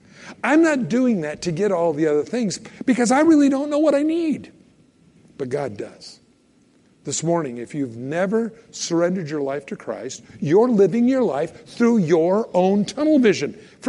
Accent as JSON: {"language": "English", "region": "California", "country": "United States", "moved": "yes", "lives_now": "Idaho, United States", "said": "I moved up here from California years ago. Now I know everybody will hate me. No, I'm from California."}